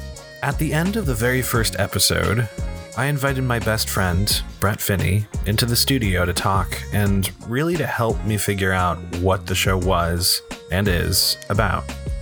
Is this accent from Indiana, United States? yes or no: no; Maine, United States; I've never left Maine, but I am still learning about my home state every day.